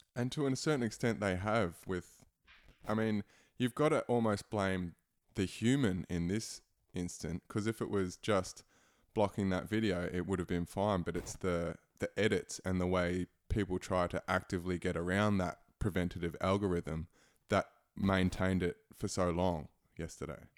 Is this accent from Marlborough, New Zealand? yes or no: no; Christchurch, Canterbury, New Zealand; moved away; I'm, I'm originally from Christchurch, so that's my hometown